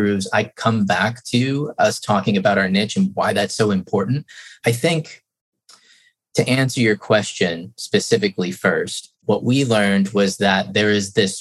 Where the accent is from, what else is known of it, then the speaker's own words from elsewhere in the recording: Traverse City, Michigan, United States; my hometown, Traverse City